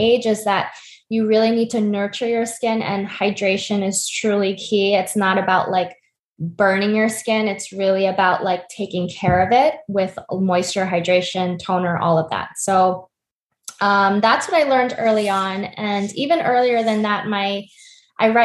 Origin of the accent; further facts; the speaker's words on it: United States; I'm Korean American, and I grew up in a Korean household, very influenced by my immigrant parents